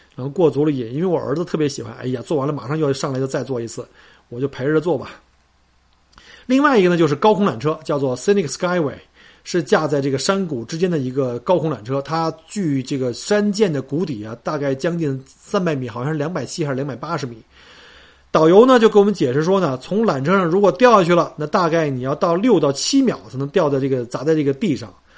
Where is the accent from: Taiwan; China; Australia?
Australia; Melbourne, Victoria; 我们墨尔本人老是以自己是最宜居城市冠军七年哈，呃，自居